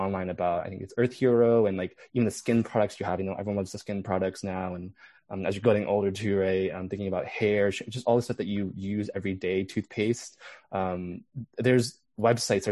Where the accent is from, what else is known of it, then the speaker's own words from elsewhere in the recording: United States; as an American too, growing up here.